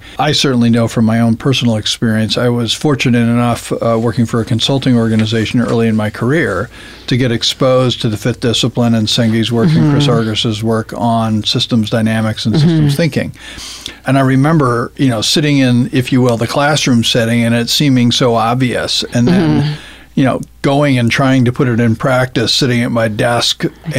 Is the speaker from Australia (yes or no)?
no; Zambia; I grew up in Zambia as a missionary kid. My parents were missionaries, and I went to a British boarding school growing up.